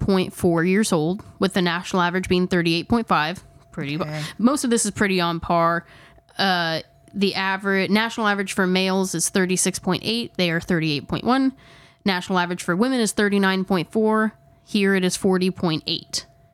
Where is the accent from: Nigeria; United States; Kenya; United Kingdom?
United States; Indiana; accent: twang; Just know that we're from Indiana and we are painfully, painfully aware of how we speak and how I actually probably speak worse than Megan does.